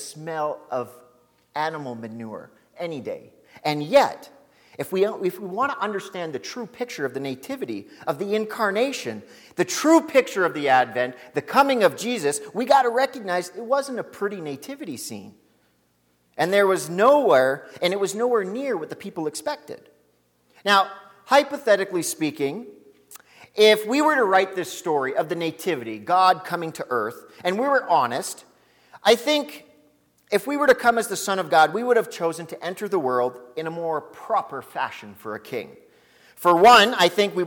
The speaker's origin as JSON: {"language": "English", "town": "Lac La Biche", "region": "Alberta", "country": "Canada", "said": "I'm from Lac La Biche."}